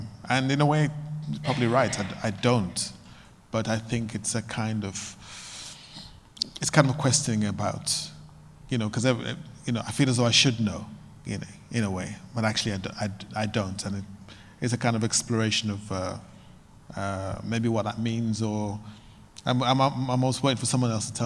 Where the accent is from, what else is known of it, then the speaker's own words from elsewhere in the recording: United Kingdom; I'm black, I'm from Britain